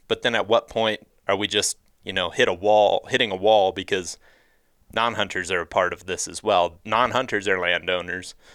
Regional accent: Ohio, United States; moved away; growing up in Ohio

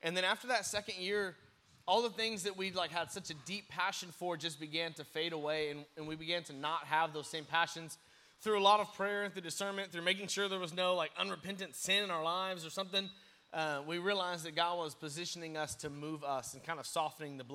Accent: Crowley, Texas, United States; moved away as an adult; now in Wyoming, United States; I'm from Fort Worth, from Crowley, Texas, so born and raised in the Fort Worth area

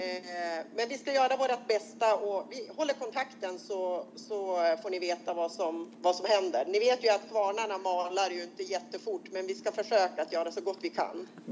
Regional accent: Robertsfors, Västerbotten County, Sweden; jag kommer från Västerbotten, eh, från Robertsfors kommun

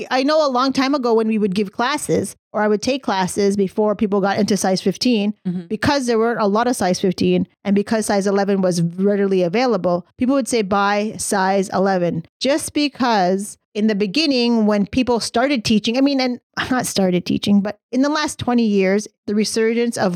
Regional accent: England, United Kingdom; I'm English. I'm English.

